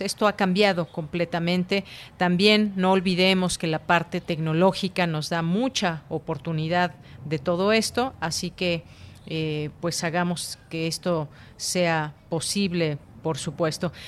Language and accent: Spanish; Mexico